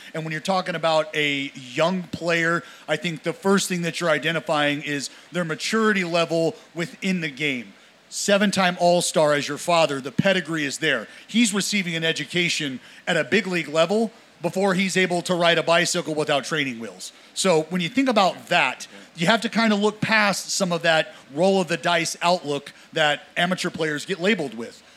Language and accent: English; Northern California, United States; I'm from I'm from NorCal